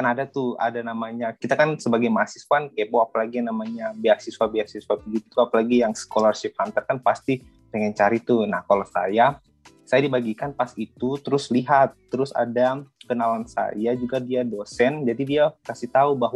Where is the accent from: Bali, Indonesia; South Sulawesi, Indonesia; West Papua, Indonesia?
West Papua, Indonesia; Manokwari; saya asli orang Toraja, tapi saya besarnya di Papua tepatnya di Kota Manokwari, Provinsi Papua Barat.